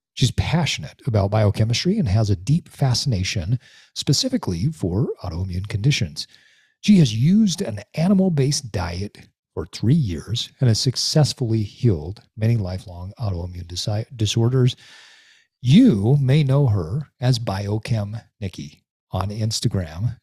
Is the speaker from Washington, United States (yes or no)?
no; Utah, United States; I grew up in Utah. I've lived here the majority of my life